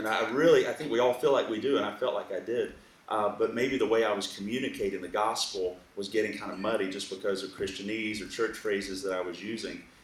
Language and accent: English; Alabama, United States; also born or lived in Eastern North Carolina; now in California, United States; I grew up in the South in Alabama